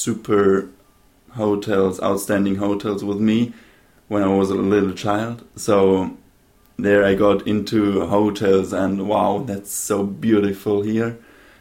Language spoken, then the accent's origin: English; Munich, Bavaria, Germany; also born or lived in Baden-Baden / Stuttgart / Vienna; now in Venice, Italy; So, I was born in Baden-Baden in Germany. There, I lived for 2 years, 3 years. Then I moved to Stuttgart. Then I moved to Munich. In Munich, I went to the school. Then I moved to Vienna.